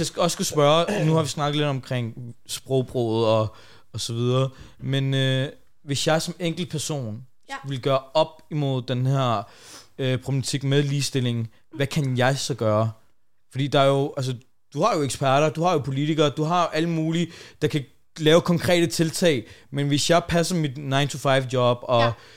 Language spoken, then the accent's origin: Danish; Denmark